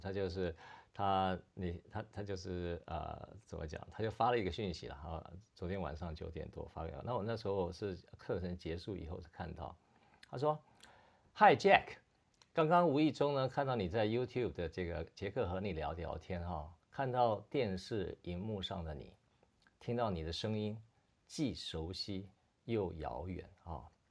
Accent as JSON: {"language": "Chinese", "country": "Taiwan", "said": "我们台湾人"}